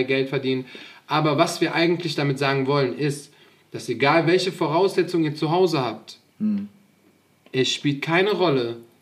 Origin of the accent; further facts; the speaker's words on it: Hachenburg, Rhineland-Palatinate, Germany; mein Zug nicht mehr nach Hachenburg fährt, wo ich herkomme